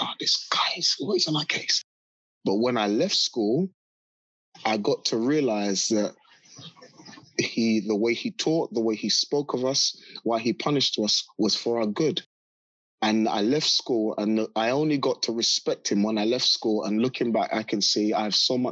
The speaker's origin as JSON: {"language": "English", "region": "London", "country": "United Kingdom", "tie": "born or raised there", "said": "I grew up in South London, a very rough part of South London called Battersea."}